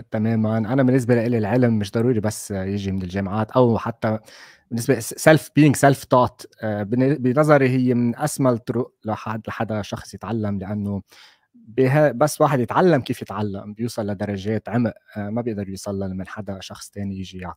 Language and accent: Arabic; Lebanon; moved away as an adult; also born or lived in Saudi Arabia / Qatar / Dubai; now in Netherlands; ما عندي مشكلة أحكي بالعربي بالعكس أنا ولدت بلبنان واشتغلت بلبنان فتره طويله قبل ما اسافر لبرا واشتغلت بالخليج والسعوديه وبقطر وبدبي والى اخره وانا صار لي بهولندا تقريبا اربع سنين